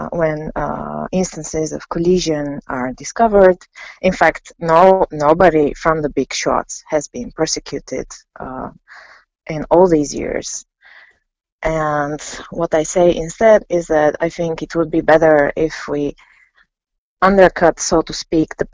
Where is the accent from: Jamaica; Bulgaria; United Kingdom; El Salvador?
Bulgaria; I'm from Bulgaria. I'm a sociologist based in Sofia.